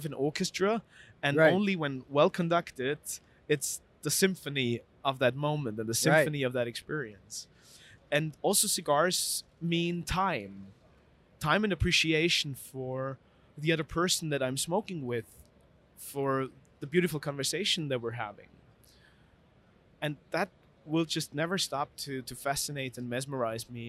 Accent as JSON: {"language": "English", "region": "Vienna", "country": "Austria", "tie": "born or raised there", "said": "I grew up in Vienna, which is a beautiful city, but in a very easy family setting"}